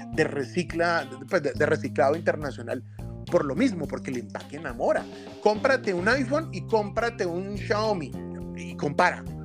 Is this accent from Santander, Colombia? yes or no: yes; Santander, Colombia; accent: santanderiano; moved away; aunque nacimos en Santander, pues ya estamos, pues ya no vivo allá